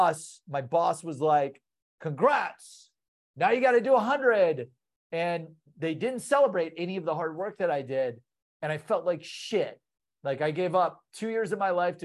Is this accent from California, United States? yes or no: no; Columbus, Ohio, United States; I'm from Columbus, Ohio